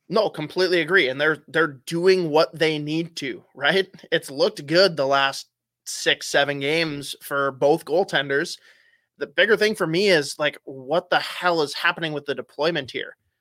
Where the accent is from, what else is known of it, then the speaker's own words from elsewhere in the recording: United States; being an American